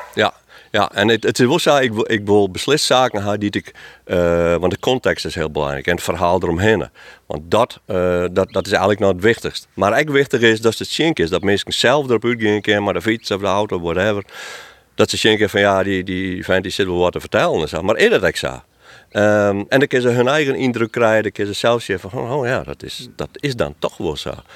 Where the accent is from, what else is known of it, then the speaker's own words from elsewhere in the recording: Friesland, Netherlands; ik als Bevelitser